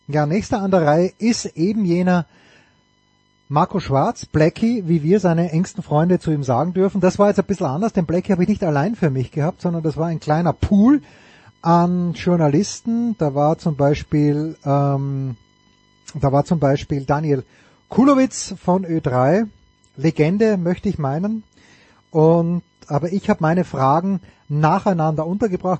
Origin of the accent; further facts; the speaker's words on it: Styria, Austria; ich bin Steirer